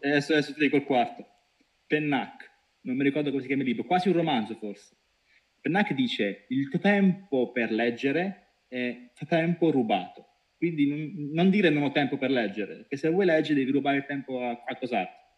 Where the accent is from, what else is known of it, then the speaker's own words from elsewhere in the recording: Pescara, Abruzzo, Italy; Io da buon pescarese